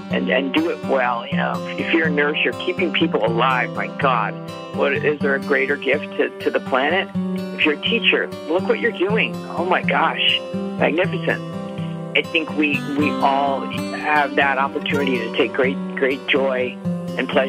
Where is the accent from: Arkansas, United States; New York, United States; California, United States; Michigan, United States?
New York, United States; Buffalo; I don't think Buffalo had much to do with it other than how distant it was from anything that interested me.